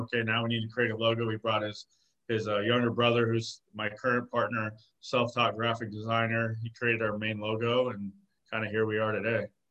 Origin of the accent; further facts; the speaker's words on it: Arizona, United States; I was born and raised in Arizona